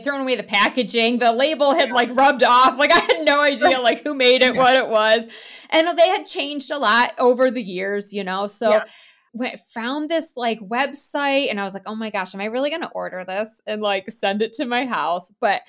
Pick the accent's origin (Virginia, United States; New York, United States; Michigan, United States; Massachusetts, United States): New York, United States; No, I grew up in New York. Yeah. Okay. State New York. But of course I escaped because as soon as I could move, I was like, it is too cold here for me.